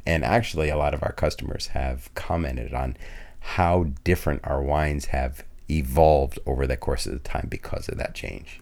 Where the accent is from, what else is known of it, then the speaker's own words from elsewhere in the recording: Vermont, United States; also born or lived in New York; And I was born in New York, but grew up mostly in Vermont.